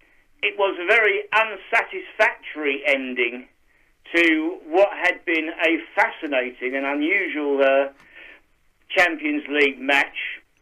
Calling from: Kent, South East England, United Kingdom; from Kent.

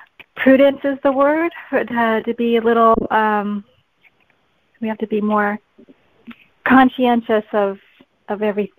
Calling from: California, United States; calling from California.

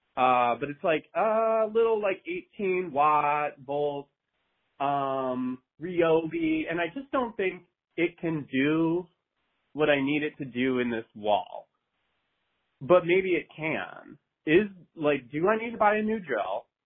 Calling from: Madison, Wisconsin, United States; I'm calling from beautiful downtown tropical, sunny Madison, Wisconsin

